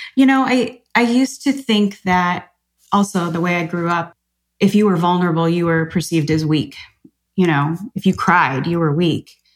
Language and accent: English; Chicago, Illinois, United States; I grew up in Chicago